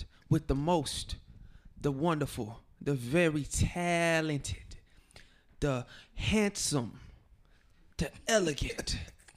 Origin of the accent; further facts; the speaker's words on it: Chattanooga, Tennessee, United States; I'm from Chattanooga, Tennessee